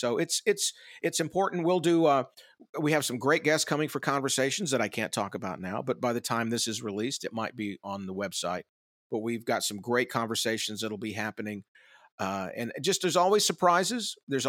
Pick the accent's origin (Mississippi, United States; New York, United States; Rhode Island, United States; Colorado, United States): Mississippi, United States; Tupelo; moved away as an adult; it's Tupelo. It's my hometown.